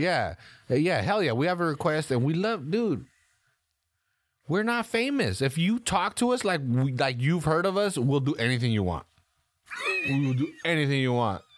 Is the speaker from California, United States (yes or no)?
yes; California, United States; I'm from California